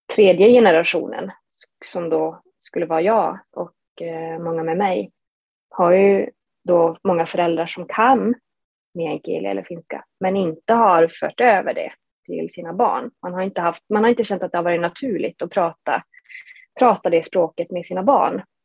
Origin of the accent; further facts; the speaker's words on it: Matkakoski, Norrbotten County, Sweden; also born or lived in Haparanda; jag som är född och uppvuxen i Matkakoski som ligger då fyra mil norr om Haparanda